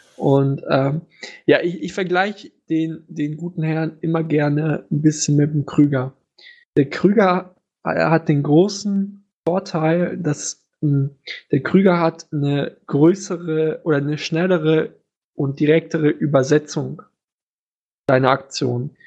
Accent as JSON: {"language": "German", "country": "Germany", "said": "als Deutscher"}